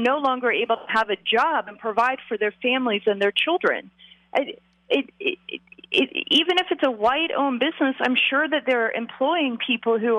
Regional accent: Georgia, United States; also born or lived in suburban Atlanta area; I'm from Georgia

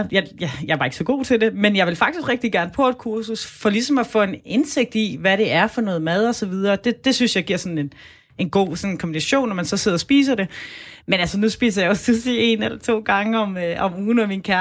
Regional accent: Southern Denmark, Denmark; så kan man tage til Sønderland, hvor jeg kommer fra, og så kunne man besøge øh, Ballum, Rømø og Højer.

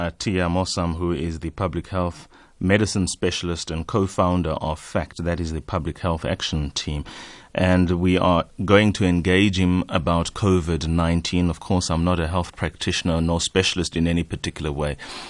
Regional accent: South Africa; the implications for us as ordinary South African citizens

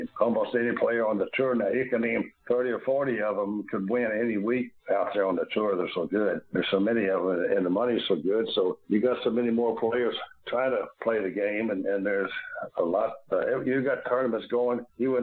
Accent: Louisville, Kentucky, United States; being born and raised in Louisville

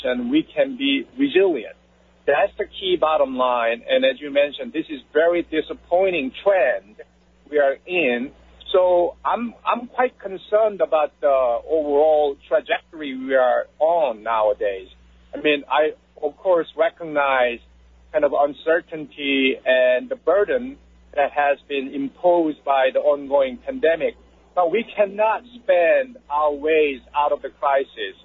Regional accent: Seoul, South Korea; moved away as an adult; now in United States; I was born in Seoul, South Korea. So my beginning was a bit different from yours. And then I decided to come to this great nation by my choice

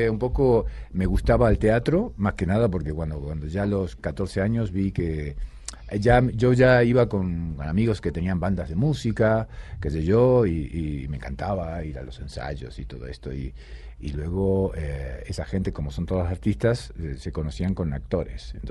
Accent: Rosario, Santa Fe, Argentina; born there; also born or lived in Buenos Aires; yo de Rosario, pero digamos que soy de Buenos Aires, porque Rosario nací, pero luego toda mi carrera la hice en, Buenos Aires, todos mis amigos en Buenos Aires, todo, todo allá.

